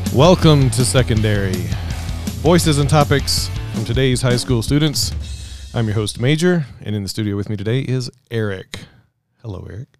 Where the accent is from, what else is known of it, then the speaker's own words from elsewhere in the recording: Mississippi, United States; now in Colorado, United States; I grew up in Mississippi.